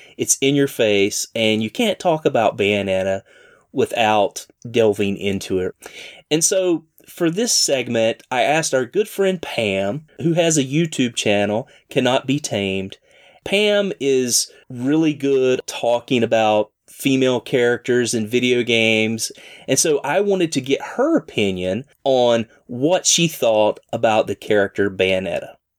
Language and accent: English; Southern, United States; accent: rough Southern; my rough Southern accent